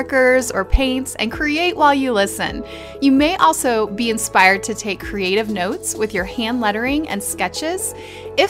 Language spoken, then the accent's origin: English; Western Pennsylvania, United States; I grew up in Western Pennsylvania